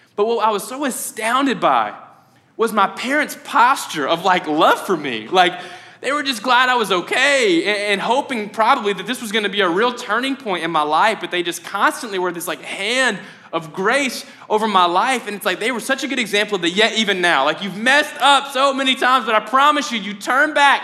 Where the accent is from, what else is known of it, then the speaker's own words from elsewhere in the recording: Mayfield, United States; I'm from Mayfield